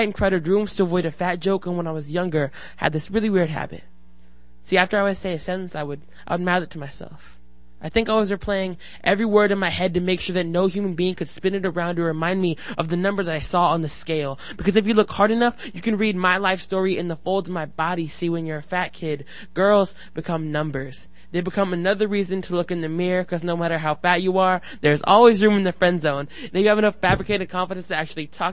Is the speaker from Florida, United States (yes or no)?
no; Seattle, Washington, United States; I'm from Seattle.